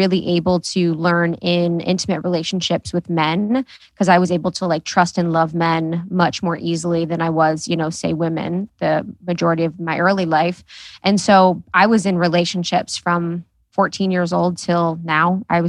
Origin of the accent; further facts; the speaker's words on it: Ohio, United States; now in Los Angeles, United States; I grew up in Ohio